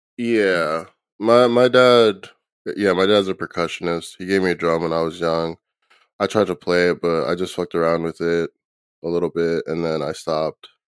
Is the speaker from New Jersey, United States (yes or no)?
yes; New Jersey, United States; I'm from Jersey.